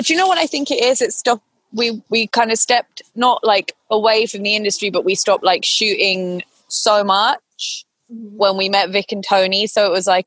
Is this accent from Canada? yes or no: no; United Kingdom; I'm British.